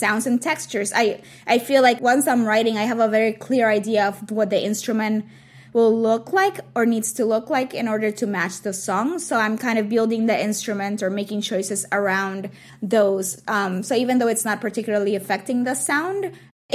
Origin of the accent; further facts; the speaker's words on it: Puerto Rico; moved away; being surrounded by drag queens when I was growing up in Puerto Rico